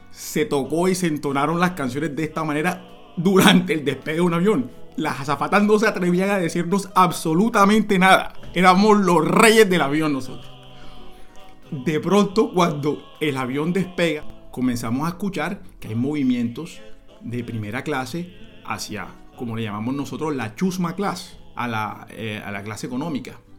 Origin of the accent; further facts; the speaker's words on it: Cartagena, Bolívar, Colombia; me preguntan, che, vos sos de Cartagena. Yo, claro, sí, soy cartagenero, sí.